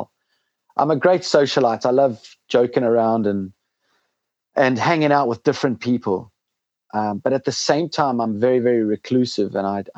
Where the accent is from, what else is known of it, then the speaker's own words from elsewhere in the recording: Zimbabwe; moved away; also born or lived in South Africa; I grew up in Rhodesia in a civil war in Zimbabwe